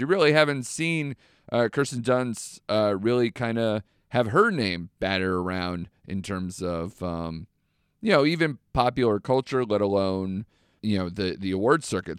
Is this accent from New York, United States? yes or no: no; Connecticut, United States; my home state of Connecticut